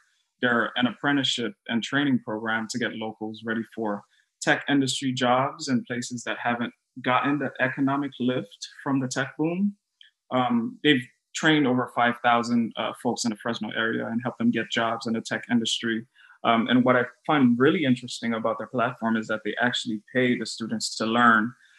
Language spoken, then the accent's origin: English; Haiti; also born or lived in Brooklyn, United States; Oh my gosh, that's a question I always pause to answer because I'm like, should I say Haiti or Brooklyn?